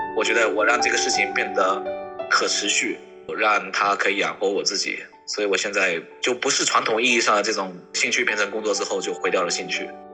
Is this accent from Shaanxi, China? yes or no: no; Fujian, China; moved away; 我是福建人，福建海边的一个小县城长大的，就是那样子上高中，上大学